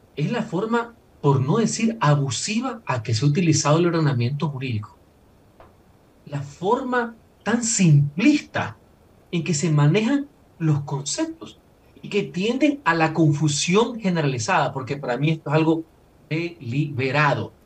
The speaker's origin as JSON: {"language": "Spanish", "country": "Ecuador", "said": "como ecuatoriano"}